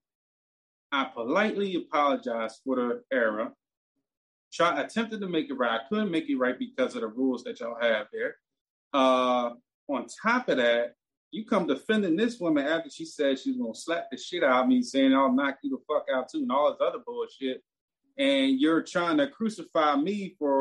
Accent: Philadelphia, Pennsylvania, United States; I'm from North Philly

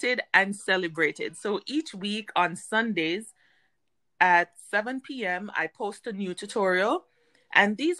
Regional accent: Jamaica; moved away as an adult; now in United States; prior to moving to the United States, I am Jamaican

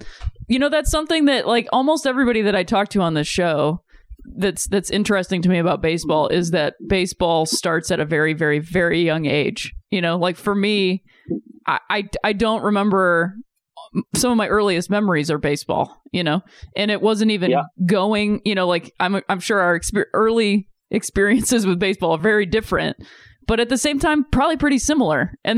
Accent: Akron, Ohio, United States; I'm from Akron, Ohio.

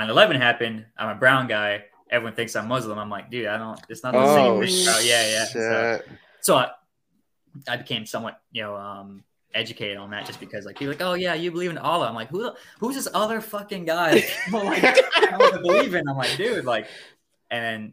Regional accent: Miami, Florida, United States; I grew up in Miami, Florida, United States

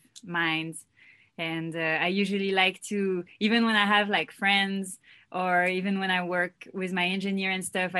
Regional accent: Paris, Île-de-France, France; English is a second language; moved away as an adult; now in Los Angeles, United States; I'm from France. I was born in France and raised there. I moved to Los Angeles 5 years ago

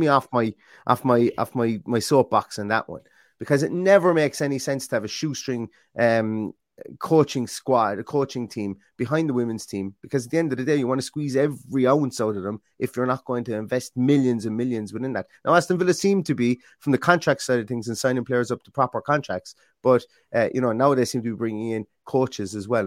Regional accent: Ireland; being Irish

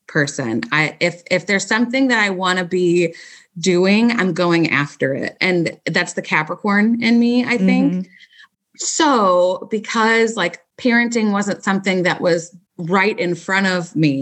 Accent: St. Louis, Missouri, United States; also born or lived in Springfield, Missouri; I've been born and raised in St. Louis

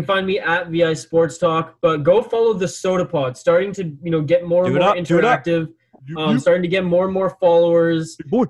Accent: Victoria, British Columbia, Canada; a guy from Victoria, BC was calling.

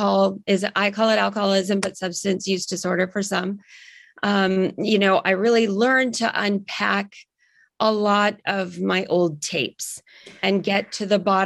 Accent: Silicon Valley, California, United States; I grew up in the Silicon Valley.

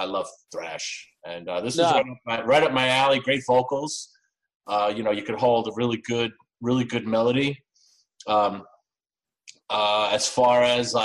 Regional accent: New York, United States; I'm from New York as well

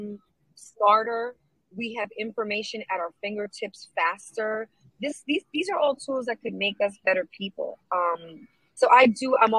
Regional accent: New York City, New York, United States; I grew up in a very non-Latino neighborhood of Brooklyn. I grew up in Sheepshead Bay

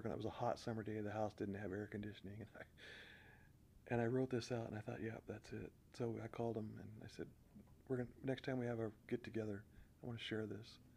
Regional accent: Corvallis, Oregon, United States; when we talk about the church that we were raised up in in Corvallis

